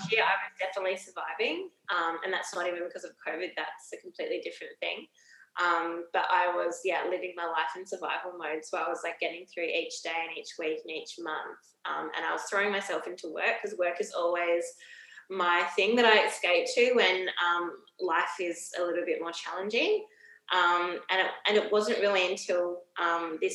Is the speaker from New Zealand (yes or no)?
no; Adelaide, South Australia, Australia; moved away as an adult; also born or lived in Sydney / Melbourne; now in Brisbane, Australia; I'm actually from Adelaide.